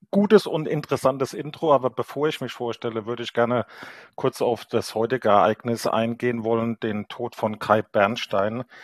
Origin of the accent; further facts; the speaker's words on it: Kaiserslautern, Rhineland-Palatinate, Germany; now in Wiesbaden, Germany; bin 53 Jahre alt, ähm, geboren in Kaiserslautern, also echter lauterer Bub, wie man bei uns sagen würde, wohne aber seit jetzt mehr als 30 Jahren ähm, aus beruflichen Gründen in Wiesbaden